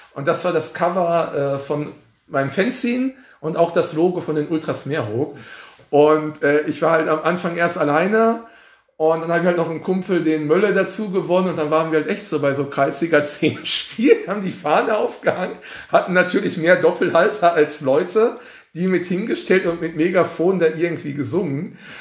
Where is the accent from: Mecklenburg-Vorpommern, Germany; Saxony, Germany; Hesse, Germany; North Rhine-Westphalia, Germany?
North Rhine-Westphalia, Germany; Oberhausen; ich bin ja in Oberhausen tatsächlich äh, äh, geboren, meine Heimatstadt